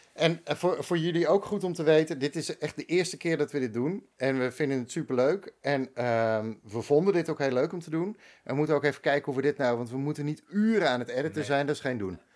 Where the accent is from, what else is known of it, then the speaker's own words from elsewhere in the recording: Bakkum, North Holland, Netherlands; moved away as an adult; also born or lived in Amsterdam; ik ben opgegroeid in Bakum